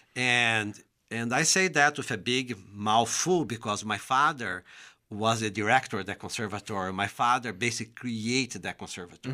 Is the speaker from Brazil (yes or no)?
yes; São Paulo, Brazil; English is a second language; moved away as an adult; now in United States; I'm from the state of São Paulo